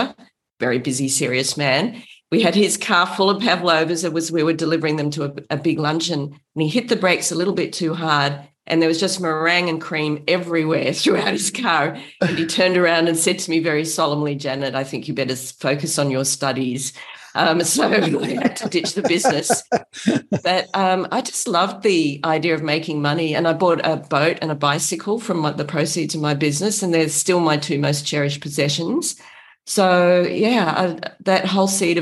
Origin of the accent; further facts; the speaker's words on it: Australia; moved away; I'm from Australia originally.